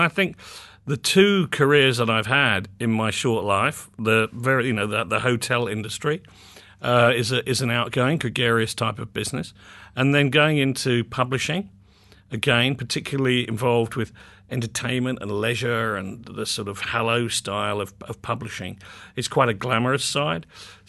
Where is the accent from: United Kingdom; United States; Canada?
United Kingdom; Muswell Hill, London; also born or lived in Barnet; Yes, I grew up in North London, in first of all in a place called Muswell Hill, and then subsequently in Barnet, which is a little outside central London, to the north.